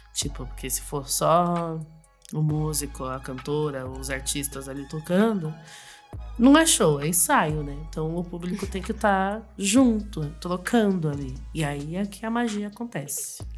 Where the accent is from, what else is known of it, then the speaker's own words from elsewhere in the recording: Jacareí, São Paulo, Brazil; moved away as an adult; now in São Paulo, Brazil; eu sou de Jacareí, né? Não sou daqui de São Paulo